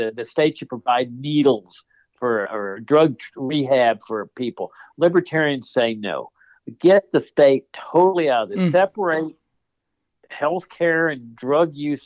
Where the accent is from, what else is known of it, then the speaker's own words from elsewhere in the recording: Laredo, Texas, United States; I grew up in Laredo, Texas, which is on the U.S.-Mexico border